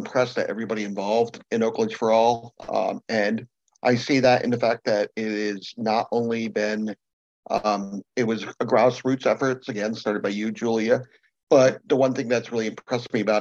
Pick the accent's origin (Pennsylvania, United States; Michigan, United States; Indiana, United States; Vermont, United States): Vermont, United States; Colchester; I'm actually from Colchester, but I work at the Vermont Center for Independent Living in our Burlington office.